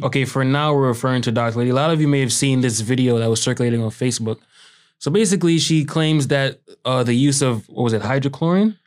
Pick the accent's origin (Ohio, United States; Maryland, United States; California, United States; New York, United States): New York, United States; as a New Yorker